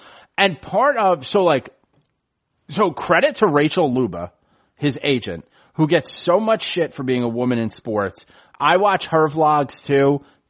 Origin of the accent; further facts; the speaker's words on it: New York City, New York, United States; I'm born and raised in the Bronx.